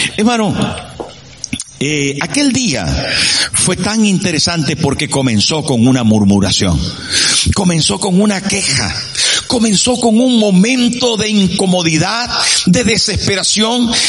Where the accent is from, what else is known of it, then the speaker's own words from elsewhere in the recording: Sierra de Perijá, Zulia, Venezuela; moved away as an adult; echaba de menos a mi pueblo y a mi gente y al clima y a la sierra de Perijá donde yo vivía